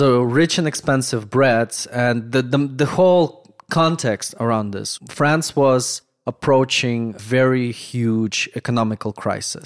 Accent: Moldova; first language Russian, Romanian; English is a second language; moved away; Growing up in Moldova

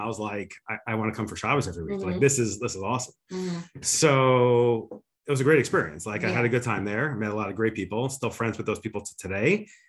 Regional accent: Highland Park, New Jersey, United States; I grew up in Highland Park, New Jersey.

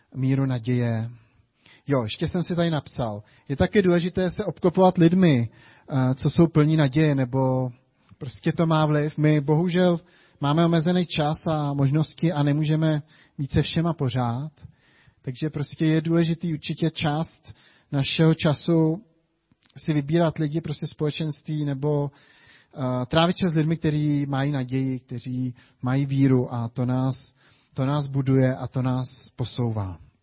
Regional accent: Czechia; my jako Češi

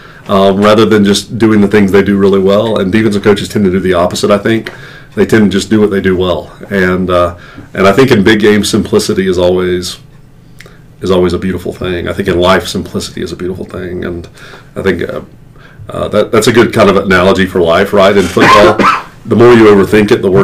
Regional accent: the South, United States; I grew up in the South

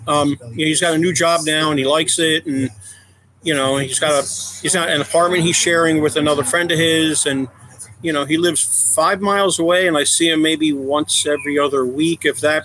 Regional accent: Philadelphia, Pennsylvania, United States; moved away as an adult; now in Raleigh, United States; We moved here in 1993 from the Philadelphia area. Born and raised up there

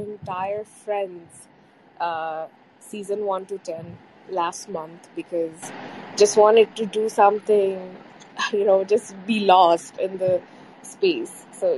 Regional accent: Bangladesh; I'm from Bangladesh, by the way, the neighboring country

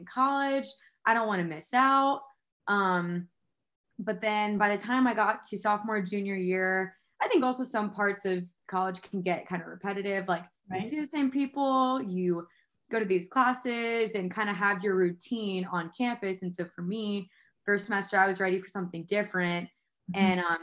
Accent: Houston, Texas, United States; moved away as an adult; now in Myton, Utah, United States; I grew up in Houston

